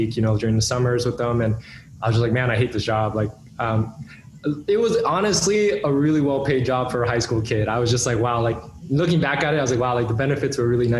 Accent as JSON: {"language": "English", "region": "New York", "country": "United States", "tie": "born or raised there", "said": "growing up in New York"}